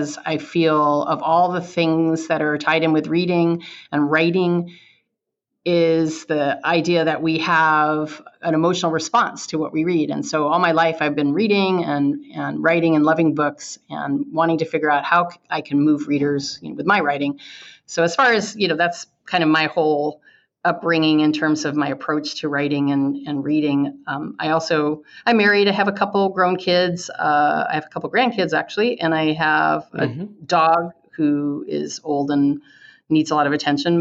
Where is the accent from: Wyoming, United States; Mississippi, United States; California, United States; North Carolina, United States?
California, United States; I was born and raised in California.